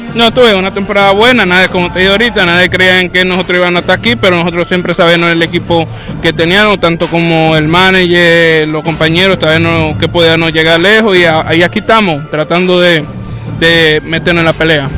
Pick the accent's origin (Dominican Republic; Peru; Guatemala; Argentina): Dominican Republic; somos dominicanos